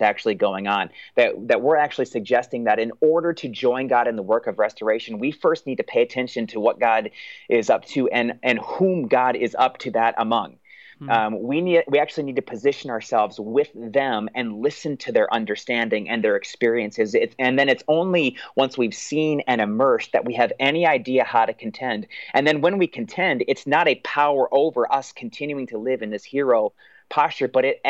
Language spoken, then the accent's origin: English; United States; for us as American Christians